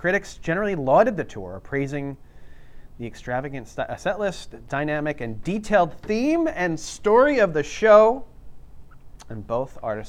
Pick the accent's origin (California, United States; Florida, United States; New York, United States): New York, United States; New York City; moved away; also born or lived in New Jersey; I'm from Queens, New York.